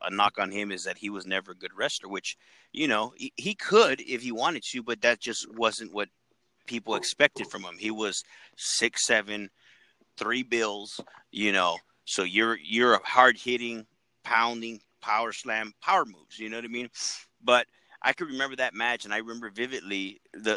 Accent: Texas, United States; we're from Texas

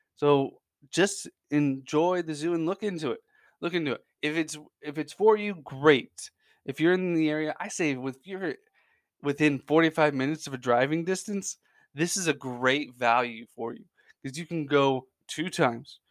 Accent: Central Indiana, United States; born and raised in Central Indiana

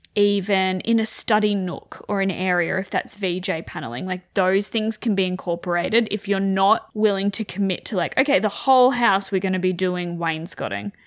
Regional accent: Wagga Wagga, New South Wales, Australia; I grew up in Wagga, freezing cold

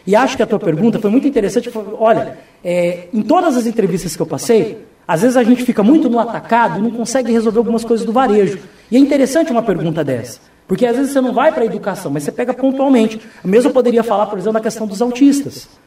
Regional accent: Foz do Iguaçu, Paraná, Brazil; Dante, eu nasci em Foz, eu cresci em Foz, eu vivo em Foz, eu tenho um amor absoluto por essa cidade

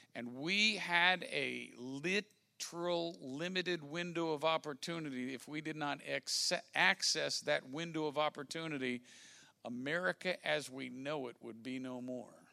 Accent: Washington, District of Columbia, United States; I'm from Washington, D.C.

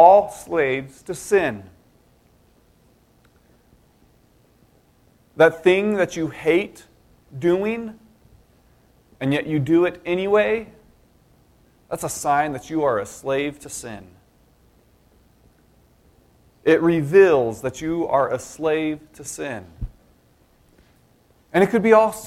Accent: Denver, Colorado, United States; I grew up in Denver

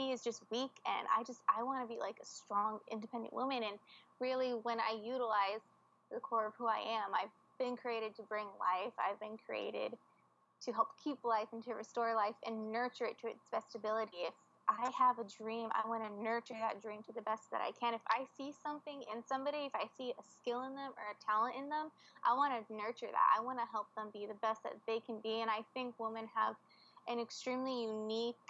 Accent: United States; moved away as an adult

